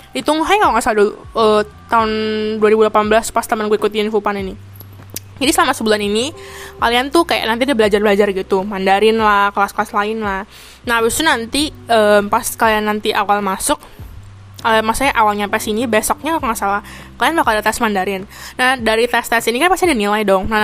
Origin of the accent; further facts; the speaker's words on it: Indonesia; now in Taiwan; habis itu kayak teman gue yang cewek ini jawabin oh kita tuh orang Indo